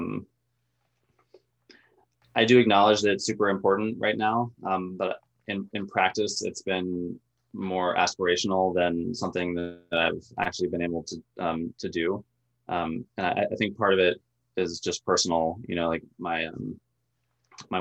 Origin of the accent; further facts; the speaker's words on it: Tallahassee, Florida, United States; moved away as an adult; also born or lived in Gainesville, Florida; now in Inland Northwest, United States; I'm from Tallahassee originally